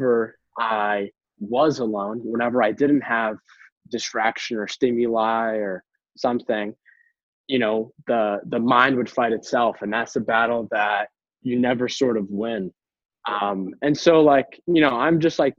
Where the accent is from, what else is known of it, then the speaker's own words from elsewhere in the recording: Boston, Massachusetts, United States; I am born and raised in Boston, Massachusetts, on the East Coast of the United States